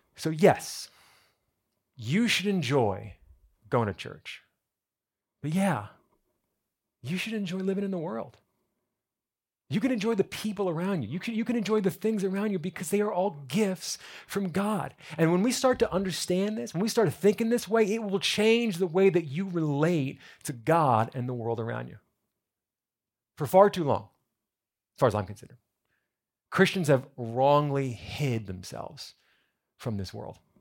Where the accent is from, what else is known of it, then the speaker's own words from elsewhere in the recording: New Jersey, United States; now in South Florida, United States; I'm from New Jersey.